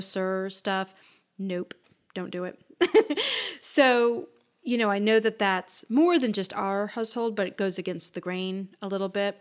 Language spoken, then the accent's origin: English; Minnesota, United States; I grew up in Minnesota